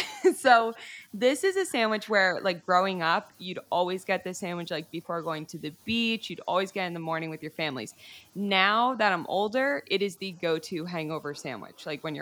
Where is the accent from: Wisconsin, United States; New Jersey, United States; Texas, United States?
New Jersey, United States; So I'm from New Jersey